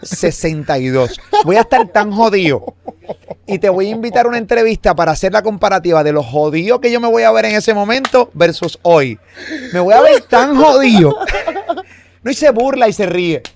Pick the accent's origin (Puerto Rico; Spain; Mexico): Puerto Rico; yo como puertorriqueño